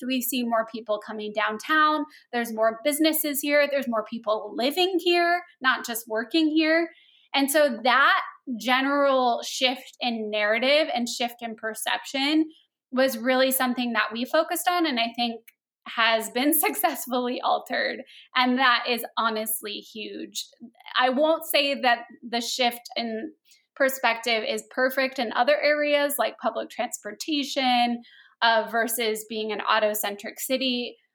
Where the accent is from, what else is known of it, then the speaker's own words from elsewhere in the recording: Phoenix, Arizona, United States; also born or lived in Los Angeles; I grew up here in Phoenix